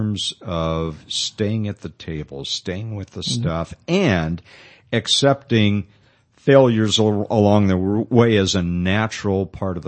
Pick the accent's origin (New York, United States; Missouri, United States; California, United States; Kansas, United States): California, United States; Pasadena; now in Modesto, United States; I grew up in Pasadena